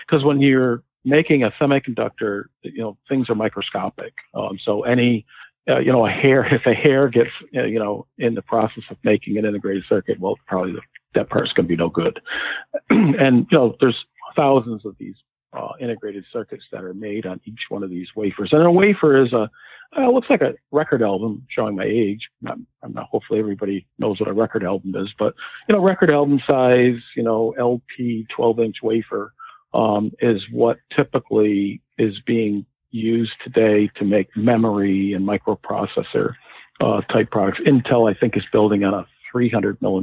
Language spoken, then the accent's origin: English; New England, United States; also born or lived in Connecticut; I grew up in New England